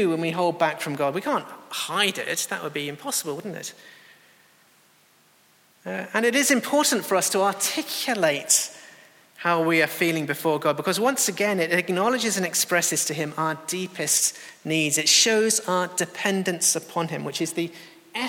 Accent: England, United Kingdom; as English people

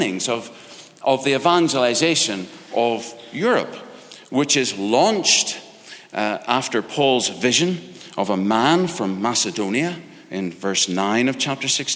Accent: Ireland; I'm Irish

